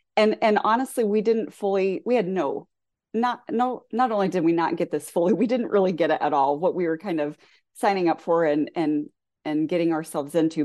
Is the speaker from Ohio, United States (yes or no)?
yes; southwestern Ohio, United States; also born or lived in rural Indiana; now in Indiana, United States; the community I grew up in Ohio, southwestern Ohio